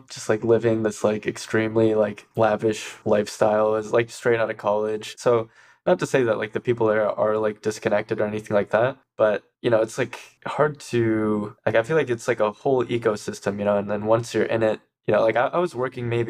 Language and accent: English; Ann Arbor, Michigan, United States; I grew up in Ann Arbor